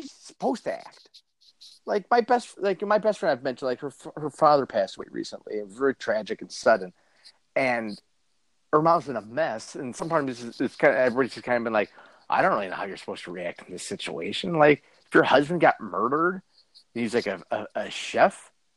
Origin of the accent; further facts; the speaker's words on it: United States; I'm an American.